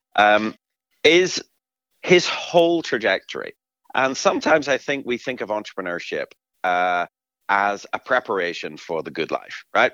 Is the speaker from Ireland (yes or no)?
yes; Ireland; moved away as an adult; now in Twin Cities, United States; as a recent immigrant to the Twin Cities, I was one of the frustrated Irish people